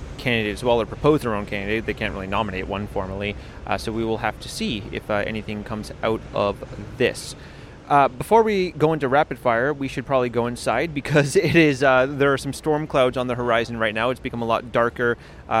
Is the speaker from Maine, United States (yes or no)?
yes; Maine, United States; now in Latvia; I'm from North America